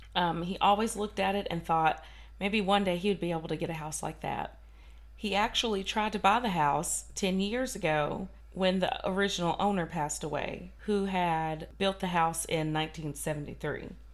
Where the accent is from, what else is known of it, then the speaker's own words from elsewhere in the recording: Kentucky, United States; I'm from Kentucky and I can't say like Polly and Po, and Polly.